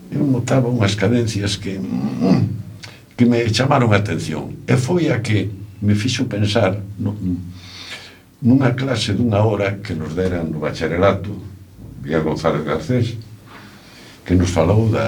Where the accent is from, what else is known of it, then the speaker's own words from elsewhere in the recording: Allariz, Galicia, Spain; son de Allariz, e a casa familiar fai unha canella co, precisamente co convento da Allariz.